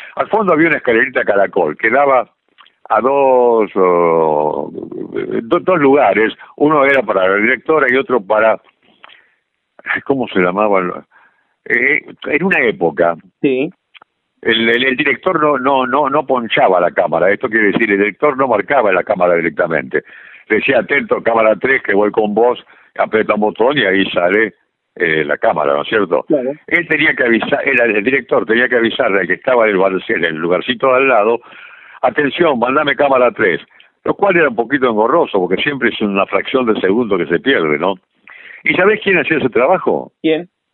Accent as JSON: {"language": "Spanish", "region": "Santa Fe", "country": "Argentina", "moved": "yes", "said": "yo soy santafesino"}